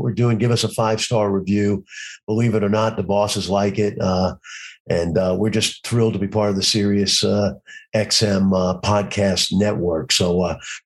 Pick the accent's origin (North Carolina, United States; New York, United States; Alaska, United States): New York, United States; New York City; I'm a New Yorker. I've grown up there, but let's just say there's a lot of cement in Novi Sad, and there's a lot of basketball courts, and you kind of grow up. That's your thing, to grow up around those courts, much like people like I did growing up in Brooklyn